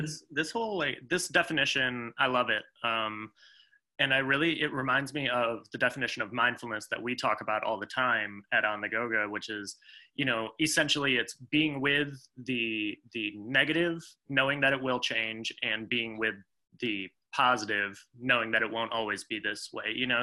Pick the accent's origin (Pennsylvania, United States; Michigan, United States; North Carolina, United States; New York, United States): Michigan, United States; I'm from Michigan